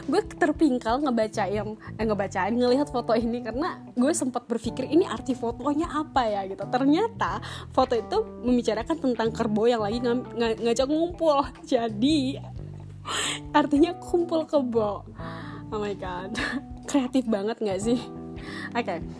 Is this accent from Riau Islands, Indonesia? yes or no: yes; Batam, Riau Islands, Indonesia; pasti udah tahu dong ya kalau gue ini asalnya dari mana gue itu sebelumnya di mana right gue itu sebelumnya di Batam